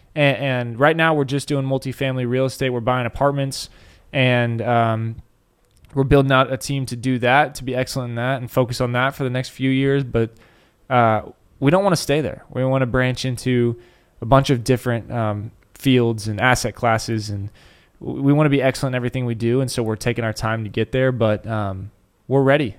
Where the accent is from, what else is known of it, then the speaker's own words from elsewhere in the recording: Dallas, Texas, United States; born and raised in Dallas